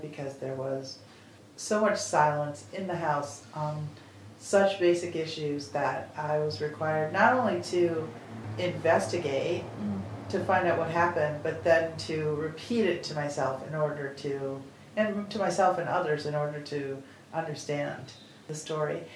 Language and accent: English; Wisconsin, United States; now in Iowa, United States; growing up in Wisconsin